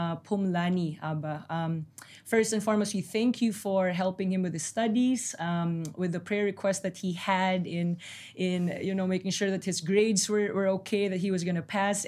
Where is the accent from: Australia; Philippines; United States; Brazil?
Philippines; moved away as an adult; now in Jerusalem, Israel; I am from the Philippine Islands, from Southeast Asia.